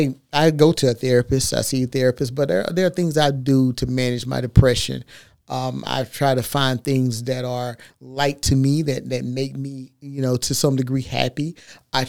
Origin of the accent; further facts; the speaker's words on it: Texas, United States; I'm from Texas